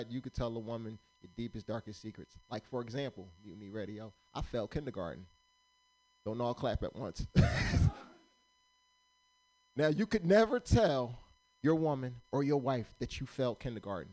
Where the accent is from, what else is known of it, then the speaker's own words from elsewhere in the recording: Pennsylvania, United States; now in Sacramento, United States; originally, I'm from Pennsylvania. I'm not from California.